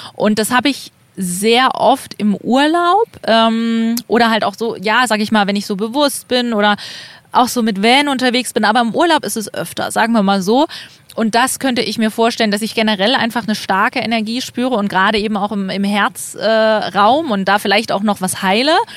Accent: East Germany, Germany; ich bin ähm, in Ostdeutschland aufgewachsen

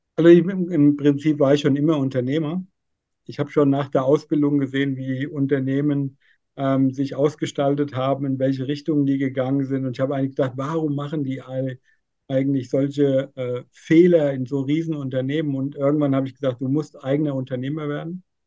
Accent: near Giessen, Central Hesse, Germany; ich komme aus Mittelhessen, Nähe Gießen

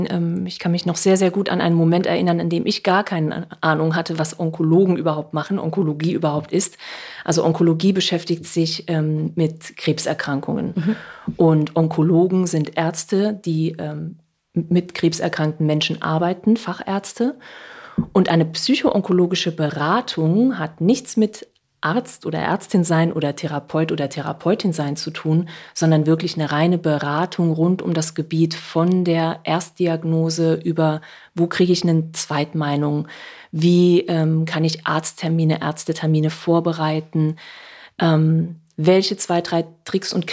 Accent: Saarland, Germany; now in Hamburg, Germany; ich sage immer, ich bin gebürtige Saarländerin und ab und zu klinge ich wie Heinz Becker oder Gerd Dudenhöfer, wie man ihn auch immer kennt. Und äh, das war für mich am Anfang hier in Hamburg ein Riesenproblem.

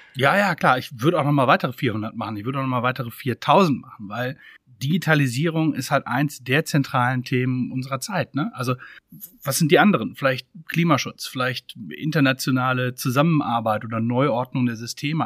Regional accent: Freiburg im Breisgau, Baden-Württemberg, Germany; Ich komme ursprünglich aus Freiburg, Freiburg im Breisgau.

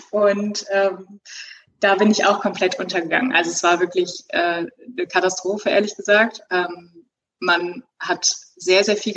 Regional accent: Cologne, North Rhine-Westphalia, Germany; now in Bochum, Germany; In Bochum. In Bochum. Ich komme ursprünglich aus Köln und würde

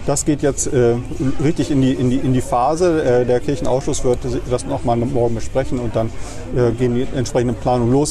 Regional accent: Bremen, Germany; moved away as an adult; also born or lived in Kiel / Marburg; ich komme aus der Neustadt, bin in Huckelriede ah, ja. zur Schule gegangen

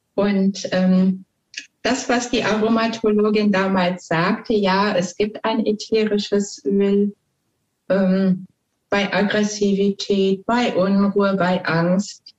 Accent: Ruhr area, North Rhine-Westphalia, Germany; ich komme also aus dem Ruhrpott

